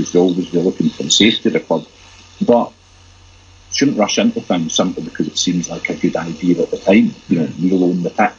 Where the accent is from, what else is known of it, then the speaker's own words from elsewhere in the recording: Glasgow, Scotland, United Kingdom; I'm very proud as a Glaswegian